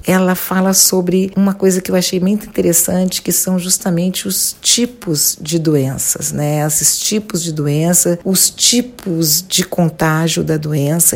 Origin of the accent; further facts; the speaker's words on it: Rio de Janeiro, Brazil; eu sou do Rio